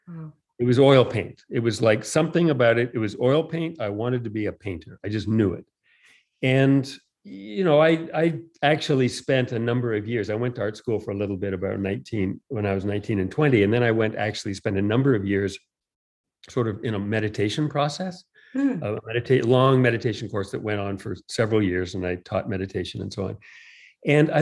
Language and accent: English; Toronto, Ontario, Canada; I grew up in Toronto. I'm Canadian.